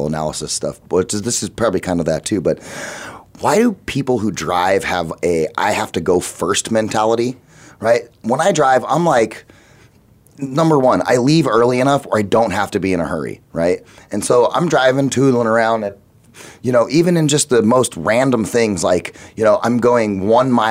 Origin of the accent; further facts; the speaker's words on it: Phoenix, Arizona, United States; I grew up here in Phoenix